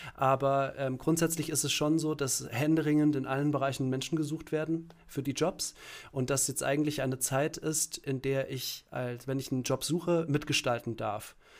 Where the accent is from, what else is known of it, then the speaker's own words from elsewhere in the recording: Langgöns, Hesse, Germany; moved away as an adult; also born or lived in Berlin / Kassel; ich bin, ähm, geboren und aufgewachsen in einem kleinen Ort, ähm, in Hessen